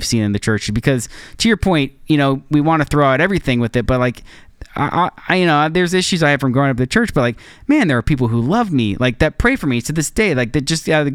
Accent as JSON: {"language": "English", "country": "United States", "said": "as an American Christian"}